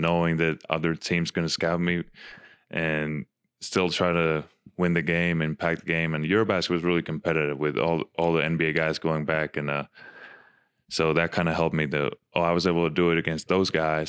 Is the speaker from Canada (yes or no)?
no; Finland; moved away as an adult; also born or lived in Arizona / Utah; now in Salt Lake City, United States; growing up in Finland